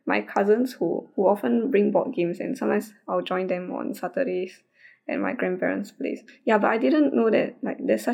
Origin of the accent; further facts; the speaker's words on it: Singapore; we are from Singapore.